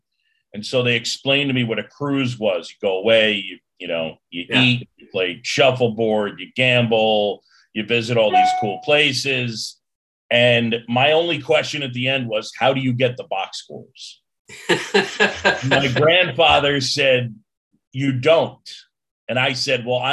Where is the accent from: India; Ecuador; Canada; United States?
United States; New York City, New York; also born or lived in Philadelphia; I grew up in New York City.